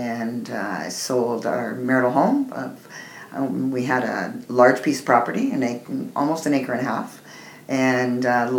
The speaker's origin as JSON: {"language": "English", "town": "Grimsby", "region": "Ontario", "country": "Canada", "said": "I'm from Niagara Falls area. I was born in Grimsby, Ontario."}